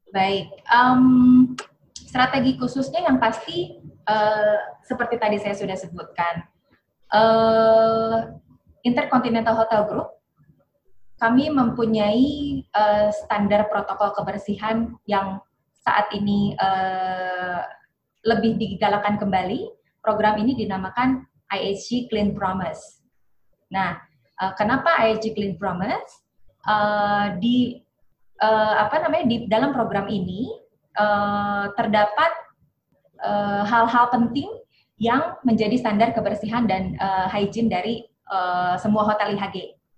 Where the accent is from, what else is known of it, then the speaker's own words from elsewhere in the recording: Bandung, West Java, Indonesia; also born or lived in Semarang; Lahir di Semarang tapi besar di Bandung